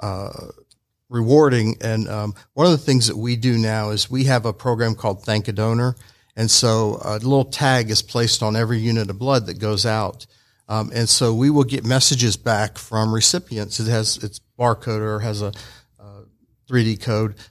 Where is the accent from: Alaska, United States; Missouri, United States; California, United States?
Alaska, United States; moved away as an adult; also born or lived in Chattanooga, Tennessee; now in Georgia, United States